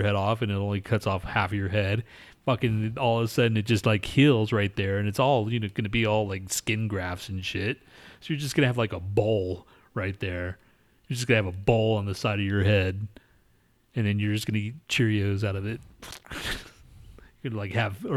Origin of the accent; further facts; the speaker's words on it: United States; I'm American